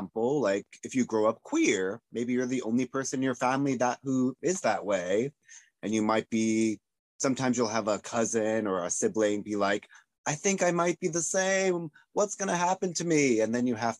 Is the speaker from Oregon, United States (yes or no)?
yes; Oregon, United States; I grew up in Oregon, so when I was hanging out with my grandma, I had my grandma's rules